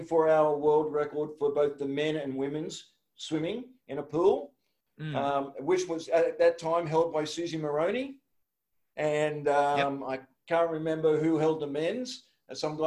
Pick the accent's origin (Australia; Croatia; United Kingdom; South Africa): Australia; Woy Woy, New South Wales; I'm from Woi Woi.